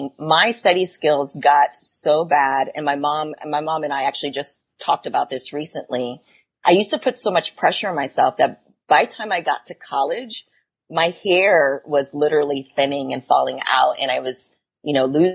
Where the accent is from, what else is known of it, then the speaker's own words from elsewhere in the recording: Huber Heights, Ohio, United States; I grew up in an area called Huber Heights, Ohio. So it is a suburb of Dayton, Ohio.